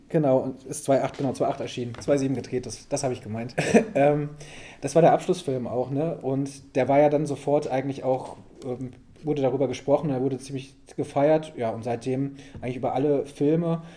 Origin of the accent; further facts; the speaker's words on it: West Germany, Germany; ich komme auch so total aus dem Westen